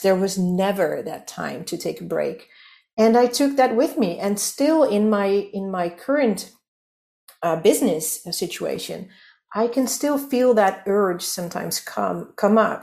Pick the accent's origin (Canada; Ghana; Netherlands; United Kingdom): Netherlands; English is a second language; I'm from the Netherlands, so you might hear that I'm not a native English speaker